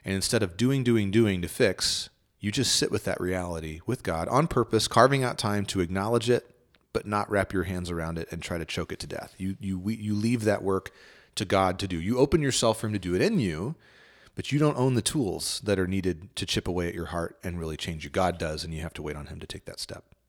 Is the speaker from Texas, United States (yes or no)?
yes; Northeast Texas, United States; I grew up in Northeast Texas